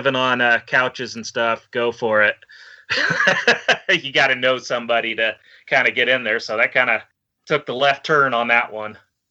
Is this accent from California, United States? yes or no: yes; Chico, California, United States; also born or lived in Los Angeles, California / Orange County, California; now in Reno, United States; I was born in Los Angeles, Orange County area until I was about 10, and then moved up to Northern California, Chico area.